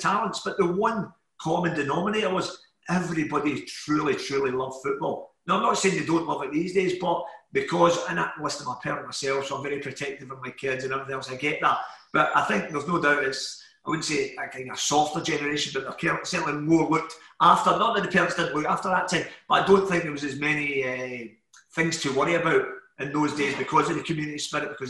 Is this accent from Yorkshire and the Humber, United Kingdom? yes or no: no; Glasgow, Scotland, United Kingdom; also born or lived in Paisley; I'm actually from the Gorbals